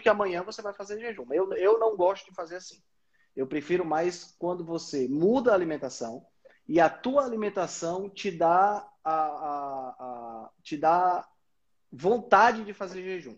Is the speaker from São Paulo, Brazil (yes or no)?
no; Fortaleza, Ceará, Brazil; eu sou de Fortaleza